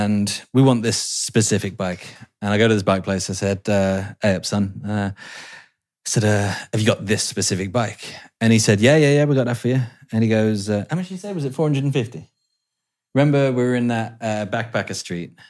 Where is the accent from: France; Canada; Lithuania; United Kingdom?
United Kingdom; England; moved away; I'm English